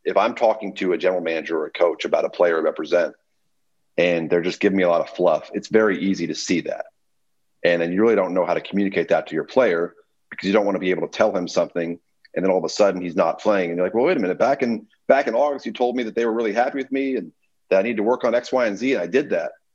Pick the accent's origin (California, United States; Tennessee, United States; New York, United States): Tennessee, United States; Memphis; I grew up in Memphis